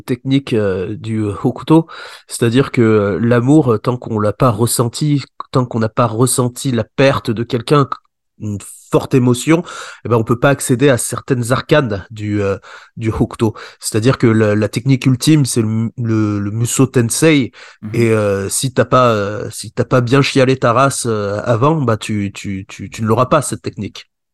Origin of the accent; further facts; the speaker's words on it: Échirolles, Auvergne-Rhône-Alpes, France; also born or lived in Grenoble; je suis de Grenoble et j'habite dans une petite ville à côté. Enfin, je suis né dans une petite ville à côté. J'ai vécu là-bas qui s'appelle, ça s'appelle Échirol